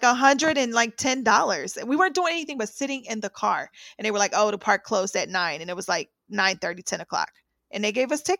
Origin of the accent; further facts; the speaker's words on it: Midwest, United States; now in New York, United States; I'm from the Midwest